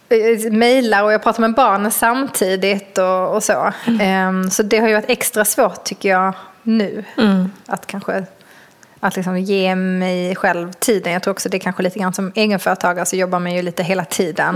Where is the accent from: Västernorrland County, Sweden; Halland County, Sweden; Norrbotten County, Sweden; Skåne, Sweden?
Skåne, Sweden; jag kommer ju från Skåne och har varit mycket på stranden som liten med mina mm. föräldrar och mina morföräldrar